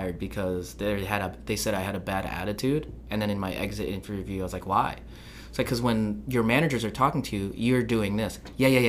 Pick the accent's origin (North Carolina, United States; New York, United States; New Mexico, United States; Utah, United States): New York, United States; New York suburb, United States; also born or lived in California; I'm not a New Yorker, right? Like, I would always say that because I'm from a suburb